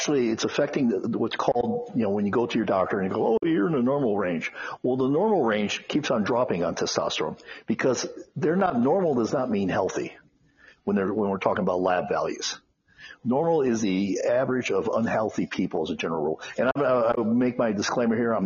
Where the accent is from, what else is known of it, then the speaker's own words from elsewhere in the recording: Phoenix, Arizona, United States; moved away as an adult; also born or lived in Chicago, Illinois; now in Las Vegas, United States; I was born in Chicago, but at age 8, we moved to Phoenix, Arizona. And I essentially grew up in Phoenix